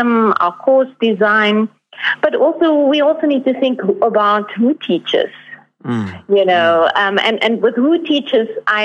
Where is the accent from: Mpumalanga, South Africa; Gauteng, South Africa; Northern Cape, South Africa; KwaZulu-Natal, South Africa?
Northern Cape, South Africa; moved away; I'm from the Northern Cape originally